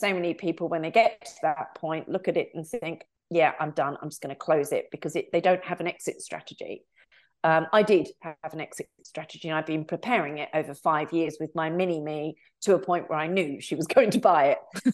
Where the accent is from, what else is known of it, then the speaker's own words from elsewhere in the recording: United Kingdom; also born or lived in United States / Australia; now in France; I am a Brit living abroad.